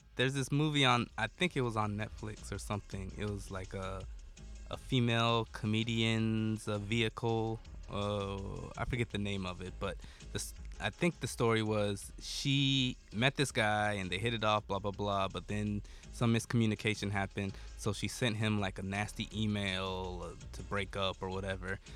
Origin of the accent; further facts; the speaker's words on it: United States; I'm American, but I'm just barely American culturally